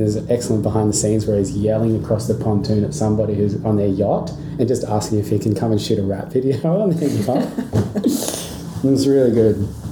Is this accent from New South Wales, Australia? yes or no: no; Darwin, Northern Territory, Australia; I grew up in Darwin